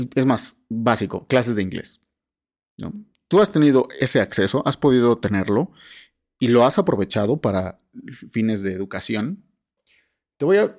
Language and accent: Spanish; Mexico; tenemos como mexicanos